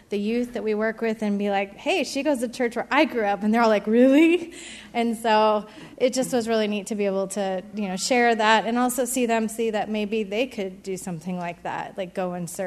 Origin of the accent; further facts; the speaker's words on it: Edgewood, United States; moved away; I grew up in Edgewood. … they moved to Arizona back in 2002.